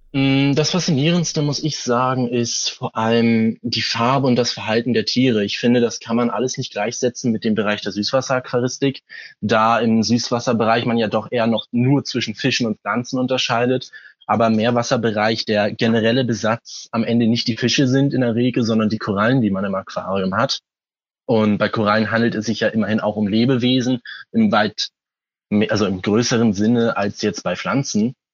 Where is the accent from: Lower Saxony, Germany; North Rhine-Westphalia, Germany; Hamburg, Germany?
Hamburg, Germany; ich komme aus Hamburg